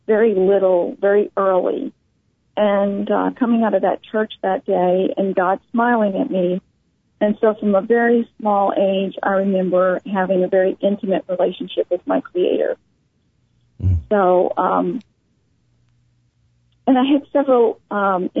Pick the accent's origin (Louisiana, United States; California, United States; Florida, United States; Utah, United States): Louisiana, United States; New Orleans; I was born in New Orleans